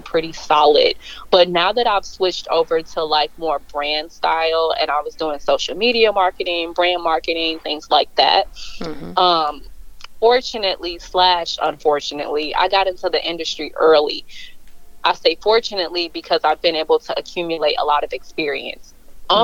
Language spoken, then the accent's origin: English; Chicago, Illinois, United States; born and raised in Chicago. I don't know if I can really say raised because um, when my parents divorced at age when I was seven, I ended up moving out to the suburbs